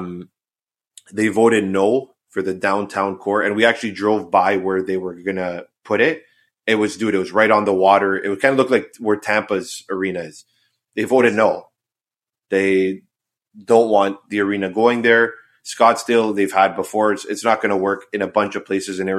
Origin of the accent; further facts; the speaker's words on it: Canada; As a Canadian